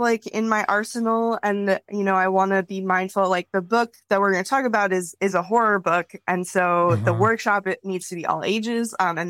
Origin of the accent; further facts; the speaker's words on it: Wisconsin, United States; now in Chicago, United States; No, I'm from Wisconsin originally, but you know, good old Midwesterner.